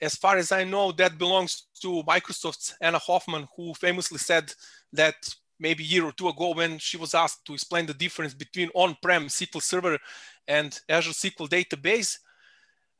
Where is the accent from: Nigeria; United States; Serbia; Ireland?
Serbia; Belgrade; moved away as an adult; now in Salzburg, Austria; I'm originally from Belgrade in Serbia, but for last 5 years I live in a beautiful city of Salzburg in Austria